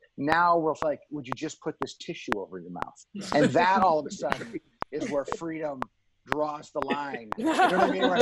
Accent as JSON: {"language": "English", "country": "Canada", "moved": "yes", "lives_now": "Los Angeles, United States", "said": "I'm Canadian"}